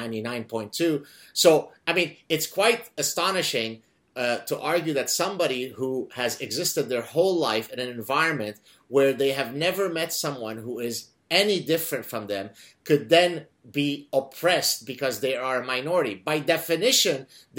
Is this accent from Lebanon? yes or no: yes; Lebanon; moved away; I come from Lebanon